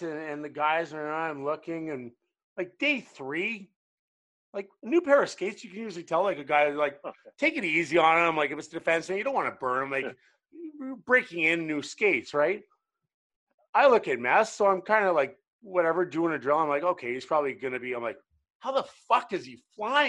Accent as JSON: {"language": "English", "country": "Canada", "moved": "yes", "lives_now": "United States", "said": "I'm Canadian."}